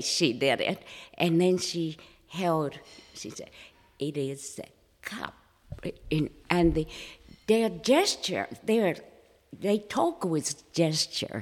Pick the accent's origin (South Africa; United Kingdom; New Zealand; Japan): Japan; first language Japanese; English is a second language; moved away as an adult; also born or lived in Manchuria, China / Orange County, California; now in Coeur d'Alene, United States; I was raised in Japan.